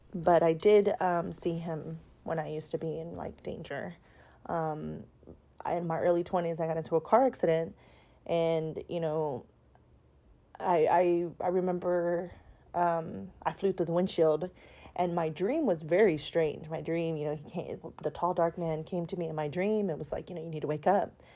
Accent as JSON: {"language": "English", "town": "Houston", "region": "Texas", "country": "United States", "said": "I'm from Houston, Texas"}